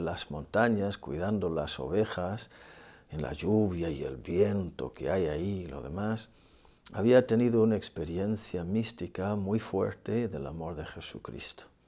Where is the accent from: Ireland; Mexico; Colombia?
Ireland; moved away; en mi país